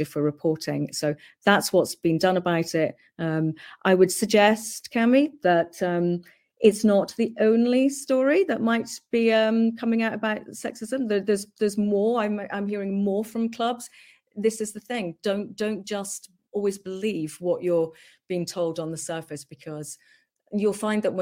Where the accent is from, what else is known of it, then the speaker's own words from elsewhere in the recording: Hong Kong; moved away; I grew up in Hong Kong and very, you know, fortunate to do so